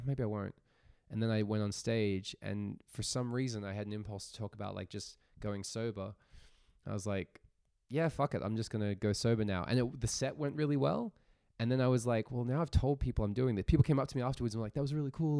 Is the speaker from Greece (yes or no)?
no; Australia; moved away as an adult; now in Zurich, Switzerland; I'm an Australian-born comedian, stand-up comic.